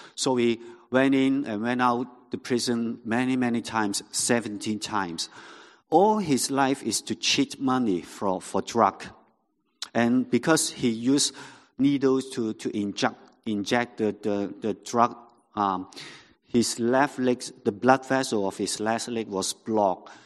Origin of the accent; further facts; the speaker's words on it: Hong Kong; first language Cantonese; English is a second language; I'm a, a local Hong Kong Hong Konger. So my mother tongue was Cantonese.